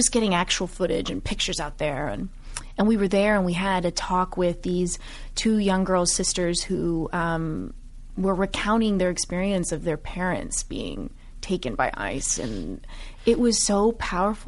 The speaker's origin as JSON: {"language": "English", "town": "Miami", "region": "Florida", "country": "United States", "said": "I'm Cuban American, and my family, first generation, both my parents immigrated here from Cuba"}